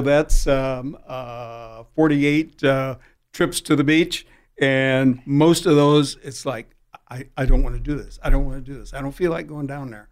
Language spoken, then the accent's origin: English; Peoria, Illinois, United States; now in San Diego, United States; I grew up back in Illinois, Peoria